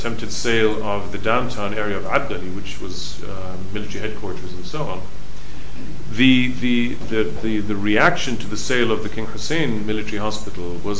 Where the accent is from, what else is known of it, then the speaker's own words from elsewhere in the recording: Beirut, Beirut Governorate, Lebanon; moved away; I grew up in Beirut